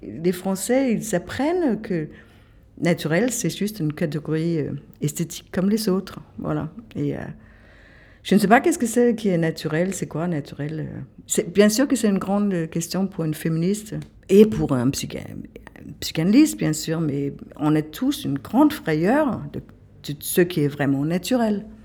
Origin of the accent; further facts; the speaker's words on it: Kolding, Southern Denmark, Denmark; French is a second language; now in France; je me suis, jamais sentie euh, chez moi à Colding